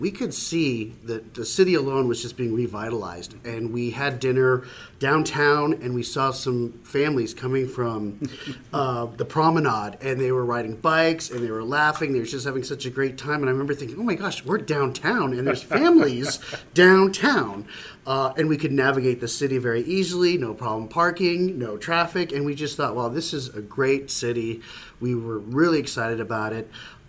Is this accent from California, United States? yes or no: yes; San Diego, California, United States; now in Fort Wayne, United States; I came from San Diego, where I lived for about 37 years